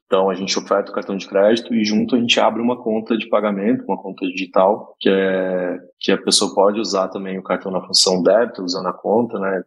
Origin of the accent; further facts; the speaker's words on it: interior of Goiás, Brazil; moved away; eu sou de uma cidade do interior de Goiás, de 10 mil habitantes